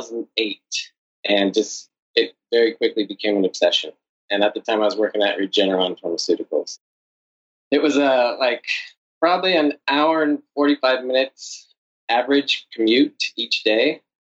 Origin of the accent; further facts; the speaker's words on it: San Diego, California, United States; now in New York City, United States; father's like Czech and my mother's Irish, so the two biggest beer drinking populations in the world. I'm from San Diego originally, where there was always lots of craft beer and good beer around